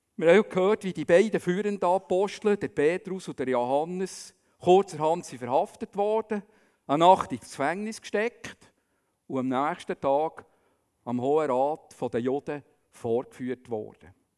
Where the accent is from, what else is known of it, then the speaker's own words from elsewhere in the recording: Bern, Switzerland; man würde vielleicht sagen als Berner